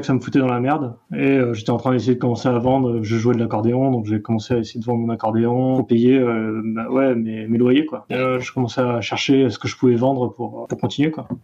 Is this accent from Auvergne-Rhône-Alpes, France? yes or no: no; Brittany, France; moved away; Je viens de Bretagne.